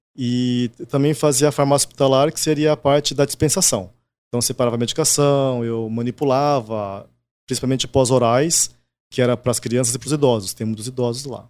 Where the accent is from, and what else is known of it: Brazil; born or raised there; first language Japanese; Portuguese is a second language